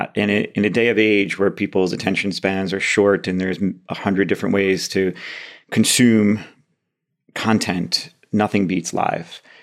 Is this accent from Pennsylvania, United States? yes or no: no; Monmouth County, New Jersey, United States; moved away as an adult; also born or lived in Columbia, South Carolina / China / London; now in Manchester, United Kingdom; I was born and raised in Monmouth County, New Jersey